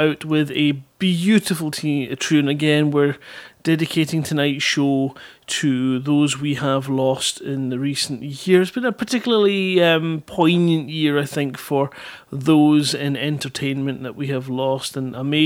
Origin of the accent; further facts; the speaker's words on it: Scotland, United Kingdom; me being Scottish